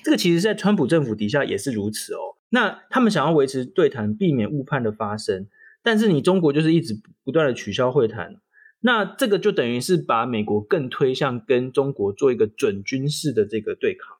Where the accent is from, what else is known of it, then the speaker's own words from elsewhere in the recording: Taiwan; 我们台湾人必须要很用力的证明自己的存在